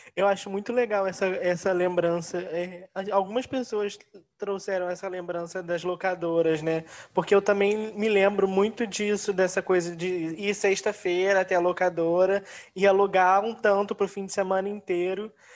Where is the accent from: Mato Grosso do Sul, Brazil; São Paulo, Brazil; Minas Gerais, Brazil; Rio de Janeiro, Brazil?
Rio de Janeiro, Brazil; nós somos do Rio